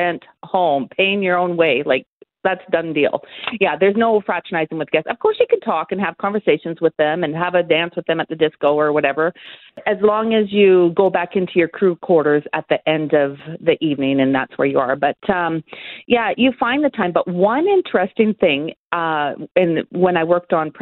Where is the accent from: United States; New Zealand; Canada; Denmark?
Canada; I'm from Canada